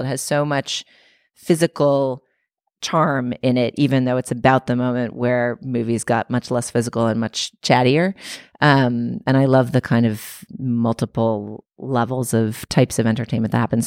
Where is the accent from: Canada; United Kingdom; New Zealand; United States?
United States; Boston, Massachusetts; my hometown of Boston